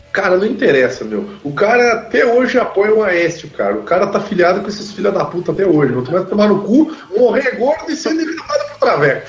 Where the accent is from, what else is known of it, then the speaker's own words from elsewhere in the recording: Caxias do Sul, Rio Grande do Sul, Brazil; que é o time lá da minha cidade